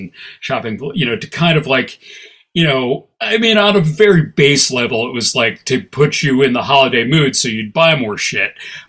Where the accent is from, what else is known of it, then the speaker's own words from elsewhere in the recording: Midwest, United States; You know, I grew up in the Midwest, it's cold, it's dark